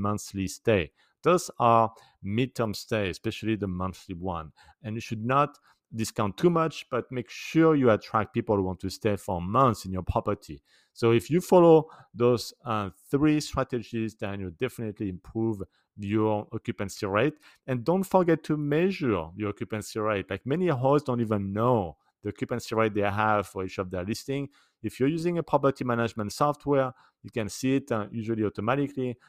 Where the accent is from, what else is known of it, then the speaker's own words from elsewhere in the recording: France; accent: French; English is a second language; my French accent